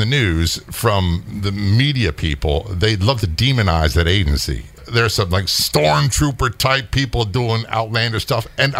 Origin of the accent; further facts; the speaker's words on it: Norfolk, Virginia, United States; I grew up in Norfolk, Virginia. My dad is career Navy. I spent most of my childhood and teenage years in Norfolk, Virginia Beach, Little Creek area, big Navy SEAL contingent around there.